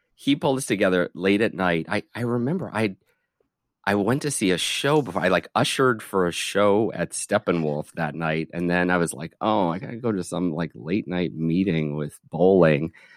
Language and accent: English; just outside Detroit, Michigan, United States; moved away as an adult; also born or lived in Chicago; I grew up just outside Detroit, so I'm, you know, I'm Midwestern boy